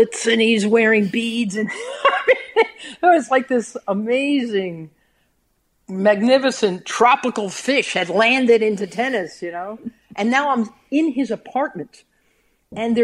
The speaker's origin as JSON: {"language": "English", "region": "New York", "country": "United States", "said": "I'm a New Yorker"}